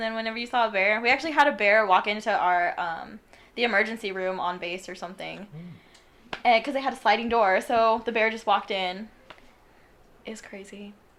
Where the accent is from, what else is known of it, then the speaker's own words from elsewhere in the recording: San Antonio, Texas, United States; also born or lived in Chicago / New York / Virginia; I mean, basically, I've lived here my whole life almost. I mean, I was born in Chicago, and my dad's just kind of kept moving around New York, Virginia, and I was one, and then San Antonio when I was 7 or 6. So, yeah, San Antonio.